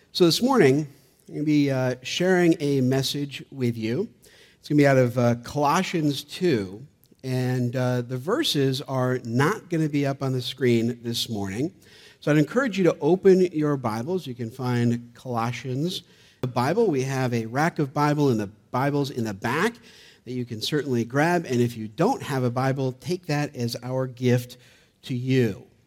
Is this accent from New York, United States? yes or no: yes; Gloversville, New York, United States; being born and raised in Gloversville, about an hour from